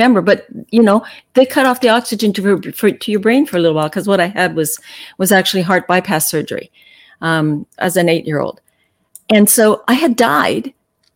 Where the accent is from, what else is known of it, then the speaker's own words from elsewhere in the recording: Calgary, Alberta, Canada; I was born and raised in Calgary